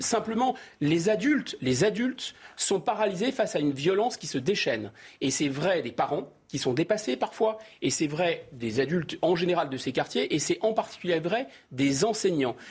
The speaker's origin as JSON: {"language": "French", "area": "Seine-Saint-Denis", "region": "Île-de-France", "country": "France", "tie": "born or raised there", "said": "j'ai grandi au Seine-Saint-Denis"}